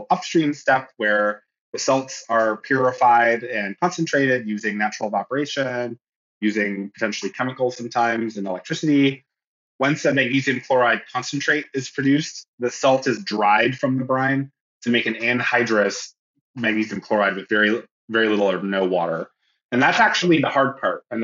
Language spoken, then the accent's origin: English; near Toronto, Ontario, Canada; moved away as an adult; also born or lived in Montreal, Canada / Illinois, United States; now in California, United States; I'm from Canada, originally from near Toronto